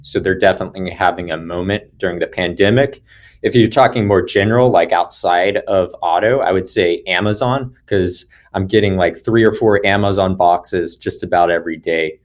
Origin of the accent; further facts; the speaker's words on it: Atlanta, Georgia, United States; I am born and raised in Atlanta, Georgia